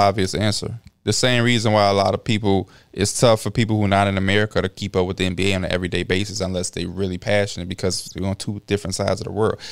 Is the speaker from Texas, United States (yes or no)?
no; Chicago, Illinois, United States; I'm from Chicago